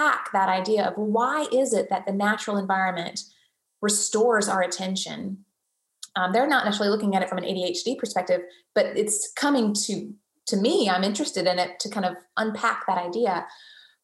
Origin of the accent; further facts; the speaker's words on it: the South, United States; I'm born and raised in the South. We are very hospitable people.